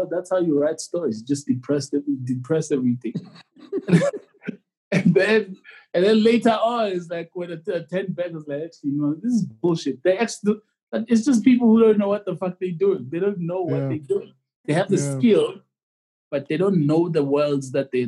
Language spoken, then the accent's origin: English; Soweto, Eastern Cape, South Africa; I was born in Soweto and then I was shipped to the Eastern Cape during the violence in South Africa.